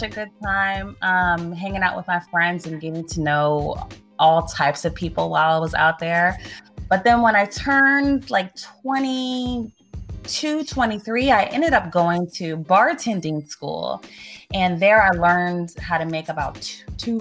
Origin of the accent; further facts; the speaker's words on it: Northern Virginia, United States; I'm from Northern Virginia